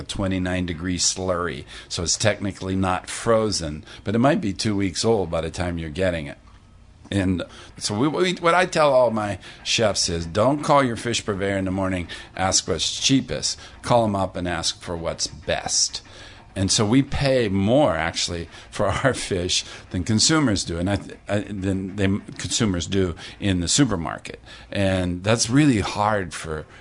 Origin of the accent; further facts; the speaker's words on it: Pittsburgh, Pennsylvania, United States; moved away as an adult; also born or lived in Vermont; now in Hawaii, United States; I grew up in Pittsburgh